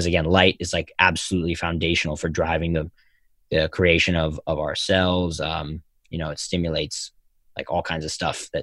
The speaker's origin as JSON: {"language": "English", "town": "Philadelphia", "region": "Pennsylvania", "country": "United States", "tie": "born or raised there", "said": "Philadelphia, my hometown"}